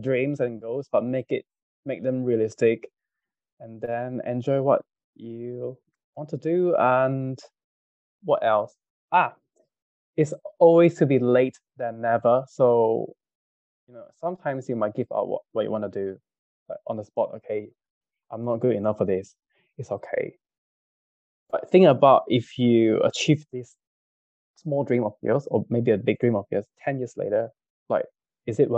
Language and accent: English; Kajang, Selangor, Malaysia; growing up in Kajang, Satay Town, every day it's Satay